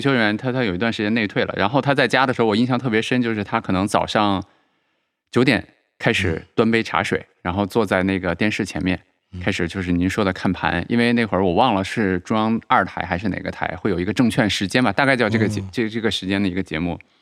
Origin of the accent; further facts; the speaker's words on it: China; 我们中国人